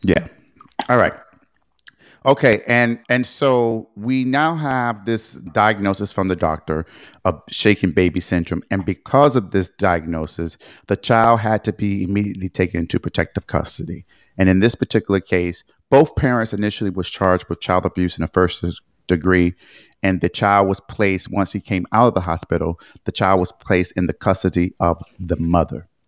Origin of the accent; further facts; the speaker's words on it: Detroit, Michigan, United States; I am from Detroit, that is where I was born and raised, that is my hometown